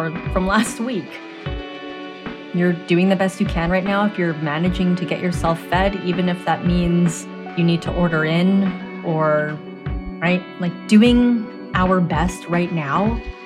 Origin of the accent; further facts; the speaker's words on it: Canada; I am a Canadian-born Asian